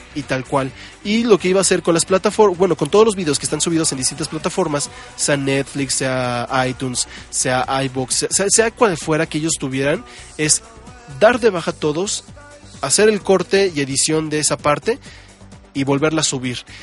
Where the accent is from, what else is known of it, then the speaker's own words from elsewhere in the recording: Mexico; todos los que somos mexicanos